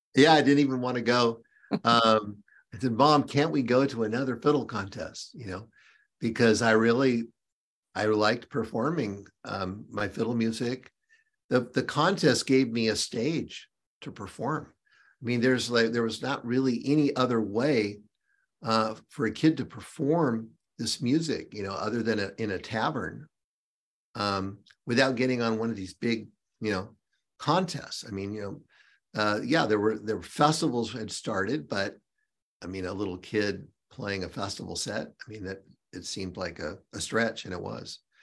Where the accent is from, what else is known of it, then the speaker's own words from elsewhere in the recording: Seattle, Washington, United States; now in North Carolina, United States; born and raised in Seattle